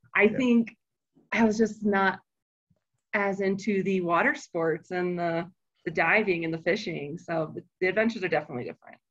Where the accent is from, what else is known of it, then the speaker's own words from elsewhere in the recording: Florida, United States; now in Colorado, United States; we grew up in Florida